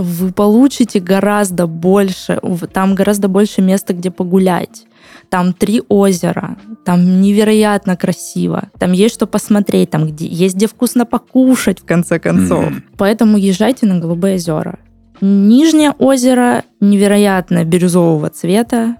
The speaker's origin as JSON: {"language": "Russian", "town": "Nalchik", "region": "Kabardino-Balkaria", "country": "Russia", "moved": "yes", "said": "я уже давно не живу там на постоянной основе"}